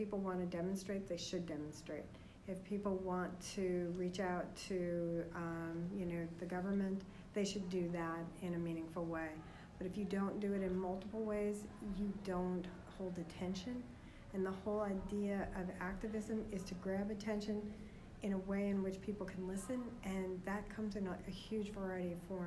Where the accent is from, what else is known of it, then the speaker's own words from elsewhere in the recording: New York City, New York, United States; I grew up on Staten Island, New York